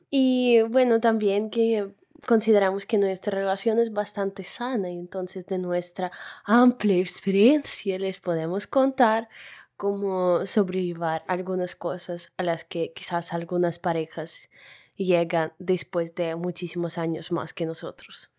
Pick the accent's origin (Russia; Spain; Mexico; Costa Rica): Russia; tengo 23 años y soy rusa